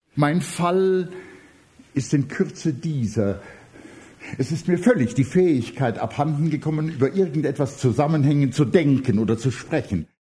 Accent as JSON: {"language": "German", "town": "Višegrad", "region": "Republika Srpska", "country": "Bosnia & Herzegovina", "tie": "born or raised there", "also_born_or_lived": "Heidelberg, Germany", "moved": "yes", "said": "Wir haben es gerade geschafft, vor den Massakern in, in Visegrad, in meiner Heimatstadt, zu fliehen und waren in Heidelberg"}